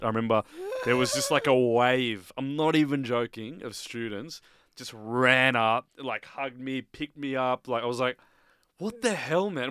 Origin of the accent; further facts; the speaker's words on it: Australia; growing up in Australia